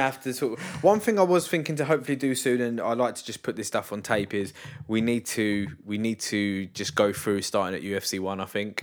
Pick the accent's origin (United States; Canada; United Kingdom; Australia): United Kingdom; England; I'm English